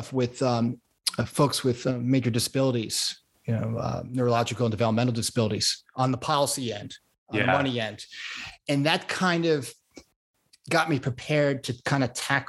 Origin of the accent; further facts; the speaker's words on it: South Florida, United States; moved away as an adult; also born or lived in Connecticut / Long Island Sound; now in Santa Barbara, United States; I was born in Connecticut, grew up on Long Island Sound and South Florida. I went to school back in Florida, college, UF, and also high school